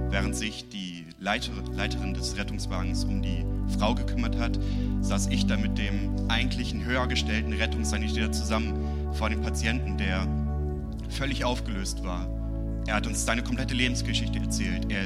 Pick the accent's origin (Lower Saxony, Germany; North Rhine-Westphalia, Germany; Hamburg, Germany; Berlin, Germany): Lower Saxony, Germany; Uelzen; ich komme aus Uelzen. In Uelzen habe ich meinen Traumjob wahrgemacht.